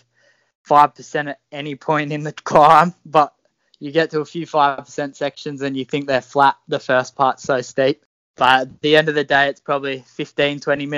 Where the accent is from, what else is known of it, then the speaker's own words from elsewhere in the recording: Jindabyne, New South Wales, Australia; moved away as an adult; now in Sydney, Australia; born and bred in Jindy and grew up there racing with Jindabyne Cycling Club.